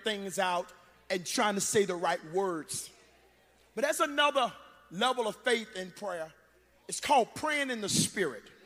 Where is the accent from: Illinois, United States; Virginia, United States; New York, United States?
Virginia, United States; Gretna; moved away; I'm from Gretna, Virginia.